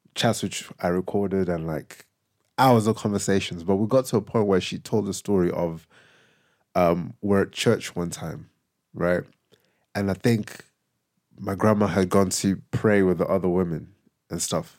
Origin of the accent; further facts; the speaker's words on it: Zimbabwe; moved away; growing up in Zim and my parents leaving to move here